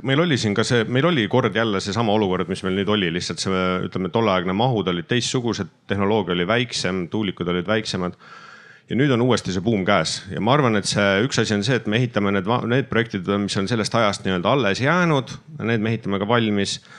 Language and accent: Estonian; Estonia; me oleme riik, me oleme rahvas, me oleme eestlased, me oleme Eesti kodanikud siin territooriumil